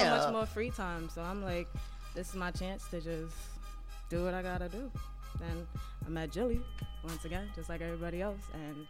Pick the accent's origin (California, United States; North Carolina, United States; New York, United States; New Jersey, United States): New York, United States; New York City; also born or lived in Manhattan / Brooklyn / Queens; I'm from the Bronx, but I currently live in Queens.